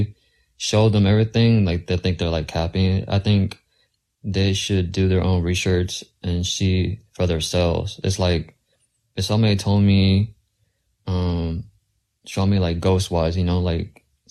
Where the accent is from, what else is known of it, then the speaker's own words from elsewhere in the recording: Texas, United States; I'm from Texas